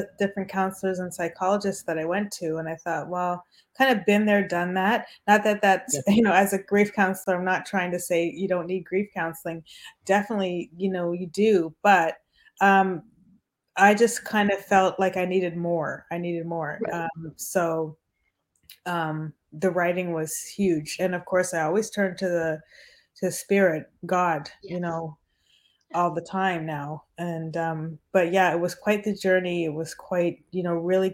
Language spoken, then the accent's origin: English; Canada; also born or lived in Bahamas; I was born there, but I was raised in Canada.